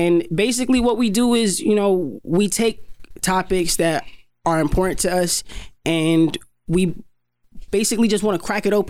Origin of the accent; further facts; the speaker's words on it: New York City, New York, United States; we both grew up in Queens.